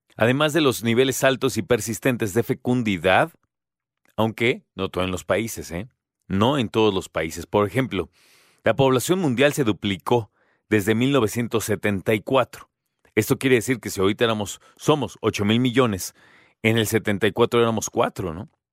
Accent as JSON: {"language": "Spanish", "country": "Mexico"}